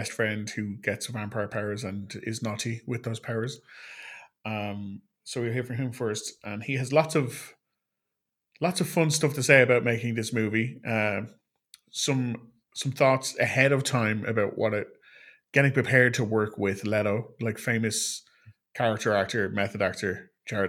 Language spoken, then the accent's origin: English; Ireland; an Irishman in Ireland